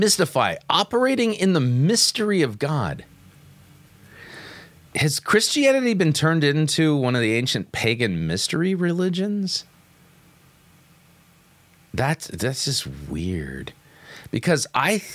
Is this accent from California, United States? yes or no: yes; Southern California, United States; moved away; I grew up in Southern California